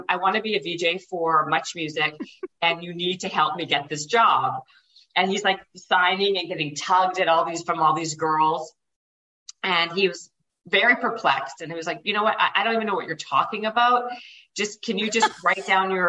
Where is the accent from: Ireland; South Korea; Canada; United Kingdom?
Canada; Winnipeg, Manitoba; moved away; I was living in Winnipeg. I'm Canadian. And I was living in Winnipeg at the time.